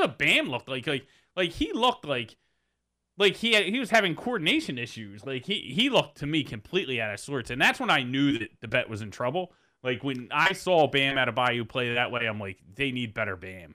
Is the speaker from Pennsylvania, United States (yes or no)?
yes; Philadelphia, Pennsylvania, United States; I'm, I'm from Philadelphia.